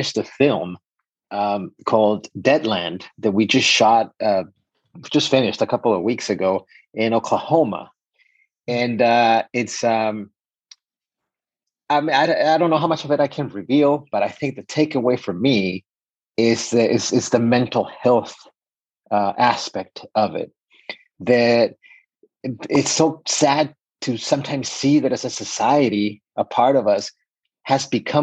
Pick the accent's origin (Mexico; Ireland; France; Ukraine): Mexico; moved away as an adult; now in United States; I am 100% Mexican. I was born and raised in Mexico